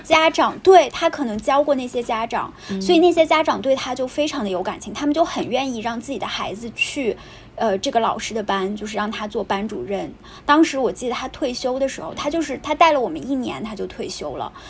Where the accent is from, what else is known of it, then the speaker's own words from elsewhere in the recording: Taiyuan, Shanxi, China; accent: Taiyuan Mandarin; moved away as an adult; 我刚离开家乡的时候，多多少少对太原没有那么大的自信